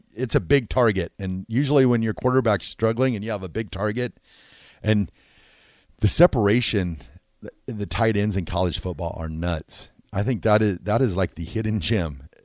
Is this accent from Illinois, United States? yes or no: no; Pierce, Nebraska, United States; We're, we're both from Pierce